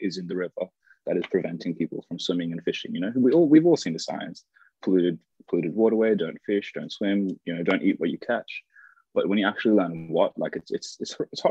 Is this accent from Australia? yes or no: yes; Sydney, New South Wales, Australia; I was born in Westmead and I grew up along the river all my life, like 25 years, quarter of a century.